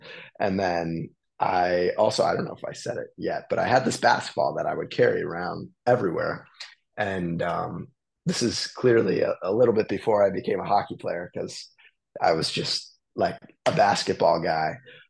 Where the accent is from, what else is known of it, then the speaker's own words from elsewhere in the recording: Amherst, Massachusetts, United States; So I grew up in Amherst.